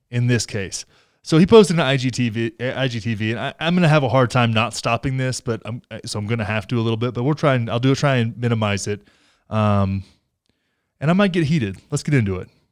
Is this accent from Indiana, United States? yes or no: no; Texas, United States; my home state of Texas